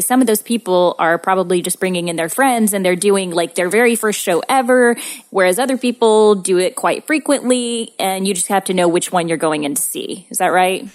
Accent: Southern Missouri, United States; growing up in Southern Missouri

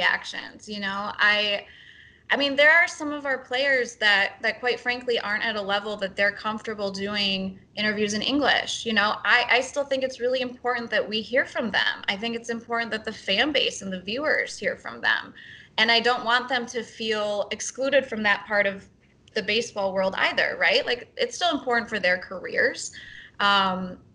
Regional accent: Madison, Wisconsin, United States; now in Milwaukee, United States; growing up in Madison, like I grew up a Brewers fan

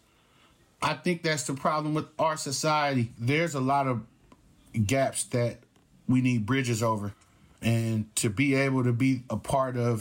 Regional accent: Oakland, California, United States; growing up in Oakland

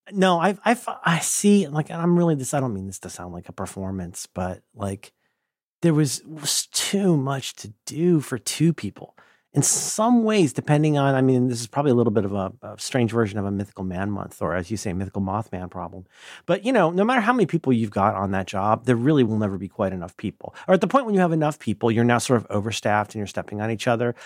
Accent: Hamilton County, Ohio, United States; born or raised there; moved away

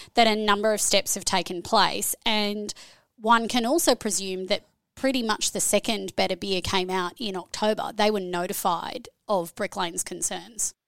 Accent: Australia; accent: Australian; moved away as an adult; also born or lived in Canada / New Zealand; now in Brisbane, Australia; I'm originally Australian, as you can hear by the accent

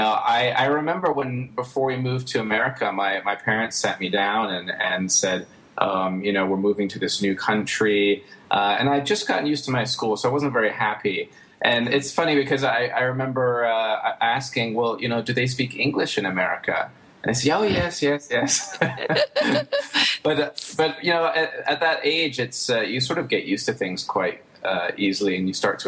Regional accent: Pittsburgh, Pennsylvania, United States; we finally settled down in the U.S., and I grew up in Pittsburgh

